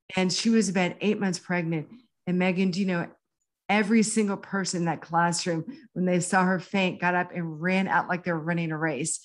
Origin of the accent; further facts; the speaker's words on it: Houston, Texas, United States; I went back to graduate school at University of Houston, my hometown